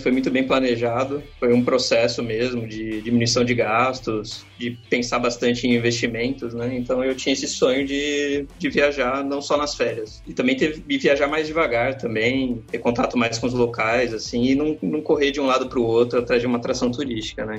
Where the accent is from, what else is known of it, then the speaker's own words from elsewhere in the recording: Brazil; de onde você veio, você fala assim, Brasil